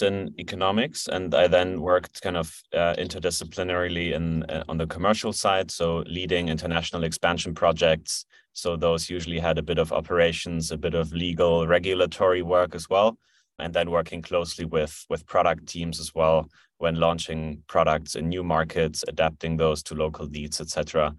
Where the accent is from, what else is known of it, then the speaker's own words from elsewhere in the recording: Germany; So I'm originally from Germany. I've been living in Berlin since 2016.